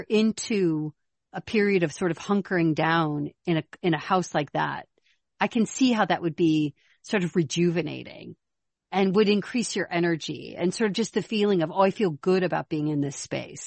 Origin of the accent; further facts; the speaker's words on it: Chicago, Illinois, United States; moved away; also born or lived in Minnesota / Arizona; I'm not from Minnesota, I'm from Chicago, which is cold and windy